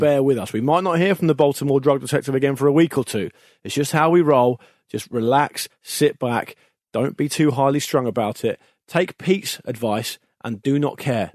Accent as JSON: {"language": "English", "country": "United Kingdom", "said": "we're both British"}